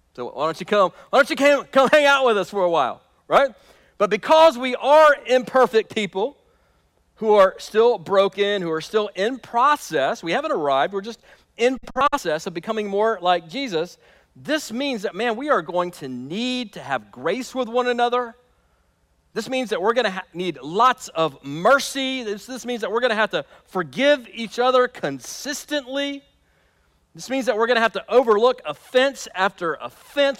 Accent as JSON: {"language": "English", "country": "United States", "said": "us as American Christians living in the year twenty twenty"}